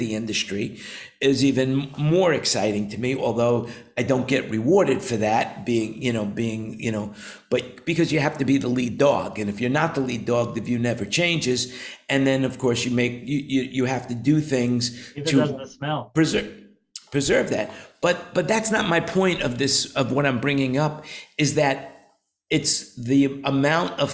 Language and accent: English; New York, United States; now in Thailand; I grew up in New York